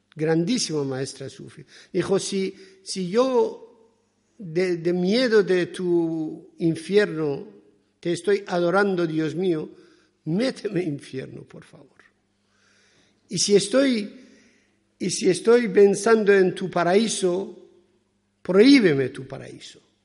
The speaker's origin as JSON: {"language": "Spanish", "country": "Iran", "second_language": "Spanish", "moved": "yes", "lives_now": "Spain", "said": "yo soy persa, soy de Irán"}